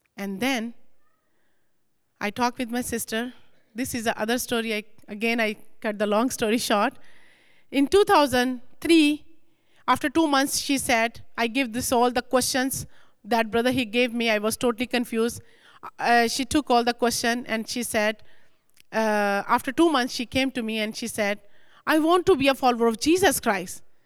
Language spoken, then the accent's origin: English; Lahore, Punjab, Pakistan; moved away as an adult; now in United States; I born and raised very strong Muslim family in Pakistan, Lahore city